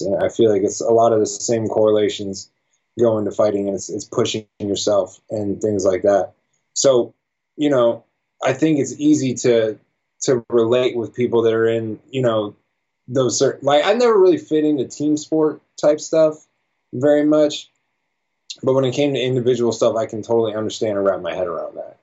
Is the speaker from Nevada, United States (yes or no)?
yes; Las Vegas, Nevada, United States; I was born and raised in Vegas